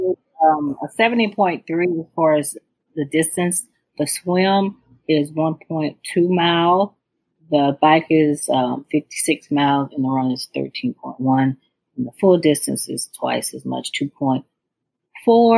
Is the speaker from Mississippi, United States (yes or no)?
yes; Mississippi, United States; now in Chicago, United States; I live in Chicago. Everybody hates the Packers, but I'm from Mississippi